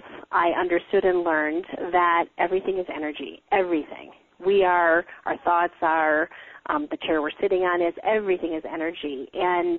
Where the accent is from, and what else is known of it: Wisconsin, United States; born or raised there